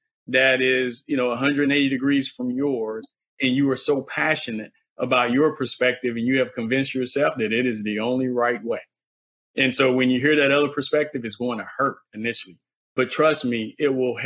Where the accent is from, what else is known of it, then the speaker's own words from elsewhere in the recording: the South, United States; I'm from the South